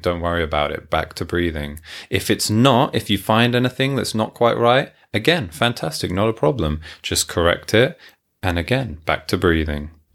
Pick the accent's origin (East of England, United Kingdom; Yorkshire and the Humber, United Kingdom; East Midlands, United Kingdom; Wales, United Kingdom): East of England, United Kingdom; Hertfordshire; moved away as an adult; also born or lived in Tokyo, Japan; now in Yamanashi, Japan; I am from London, England, originally, just north of London, Hertfordshire